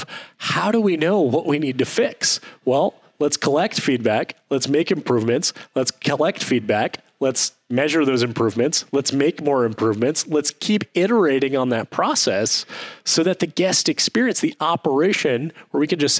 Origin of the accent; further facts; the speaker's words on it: Detroit, Michigan, United States; I grew up in Detroit, Michigan, aka Ford